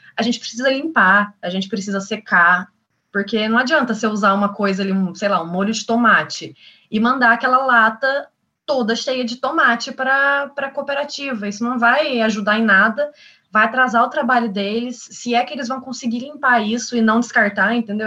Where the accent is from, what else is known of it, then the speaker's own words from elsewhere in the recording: São Lourenço, Brazil; voltei para São Lourenço, para minha cidade natal, que é uma cidade muito pequenininha